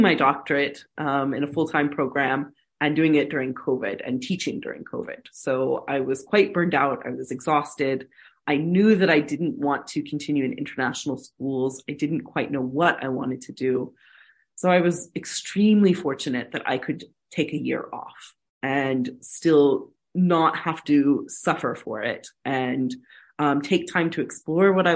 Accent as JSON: {"language": "English", "country": "United States", "moved": "yes", "said": "I'm an American."}